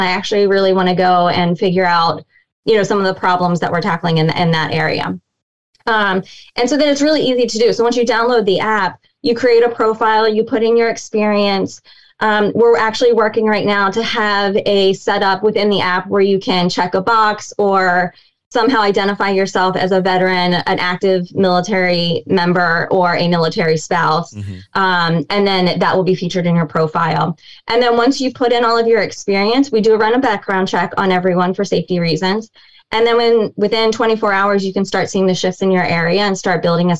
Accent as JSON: {"language": "English", "town": "Washington", "region": "District of Columbia", "country": "United States", "said": "I'm from the DC area"}